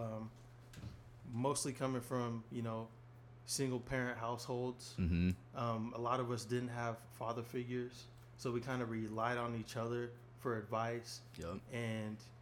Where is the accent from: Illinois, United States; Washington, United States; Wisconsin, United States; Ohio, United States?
Washington, United States; Seattle; grew up in Seattle near Sandpoint